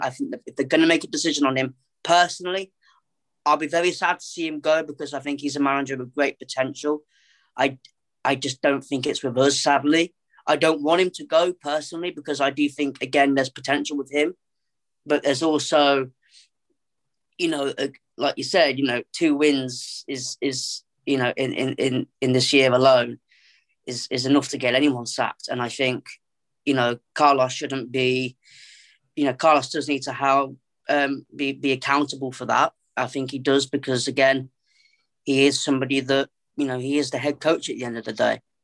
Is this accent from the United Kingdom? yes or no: yes; Coventry, West Midlands, United Kingdom; I'm born and raised in Coventry